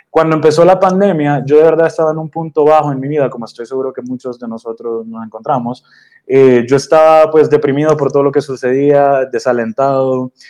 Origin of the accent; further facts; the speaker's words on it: Honduras; now in Austin, United States; Eh, pues yo soy originalmente de Honduras, pero, pero soy mitad colombiano por el lado de mi mamá, ella es de Bucaramanga.